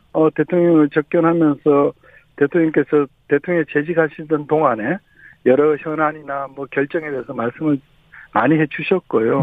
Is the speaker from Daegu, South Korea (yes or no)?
yes; Daegu, South Korea; 저도 고향이 대구니까